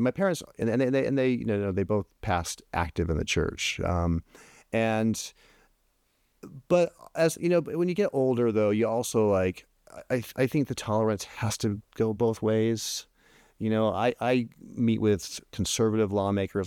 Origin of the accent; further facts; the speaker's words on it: Oregon, United States; moved away; I grew up in Oregon